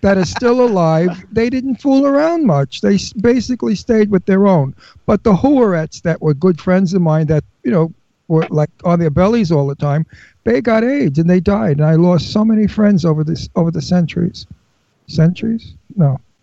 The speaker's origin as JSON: {"language": "English", "town": "New York City", "region": "New York", "country": "United States", "tie": "born or raised there", "accent": "Brooklyn", "said": "I was born in Brooklyn. I lived in Brooklyn as a kid."}